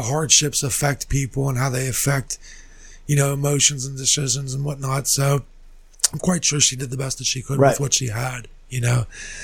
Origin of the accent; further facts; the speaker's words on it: McKeesport, Pennsylvania, United States; growing up, born and raised in McKeesport